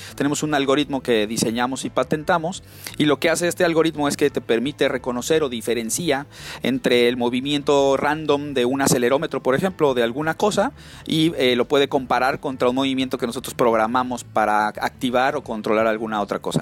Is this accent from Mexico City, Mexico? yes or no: yes; Mexico City, Mexico; moved away as an adult; now in Silicon Valley, United States; yo soy eh, de la Ciudad de México